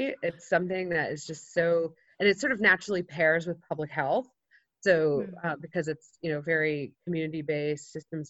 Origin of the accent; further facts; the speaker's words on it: New Hampshire, United States; also born or lived in North Carolina; So I grew up here in New Hampshire, and I grew up with a mom who was a single mom.